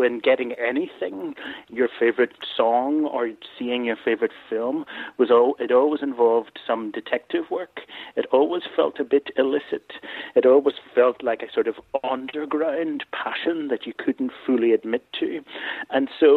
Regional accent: Belfast, Northern Ireland, United Kingdom; I grew up in Belfast in Ireland, and so I came from a very ordinary working class

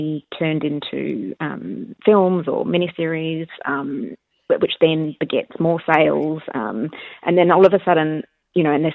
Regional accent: Australia; now in New Zealand; I grew up in Australia

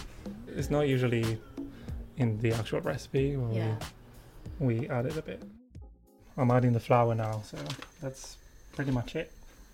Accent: Friuli-Venezia Giulia, Italy; now in United Kingdom; the region where I come from, which is Friuli in Italy.

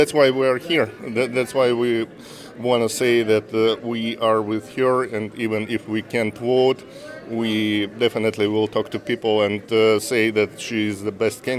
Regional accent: Russia; now in Lee, United States; I am from Russia.

